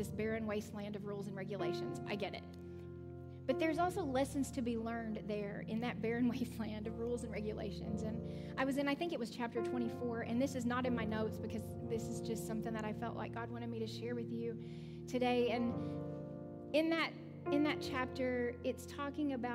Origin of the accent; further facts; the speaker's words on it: the South, United States; I'm from the South. We do things really slow